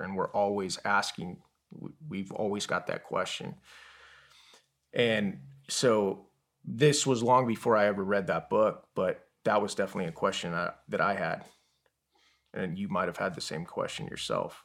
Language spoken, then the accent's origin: English; Yuma, Arizona, United States; also born or lived in Tucson, Arizona; I actually was born in Tucson, Arizona. And I was raised in Yuma, Arizona.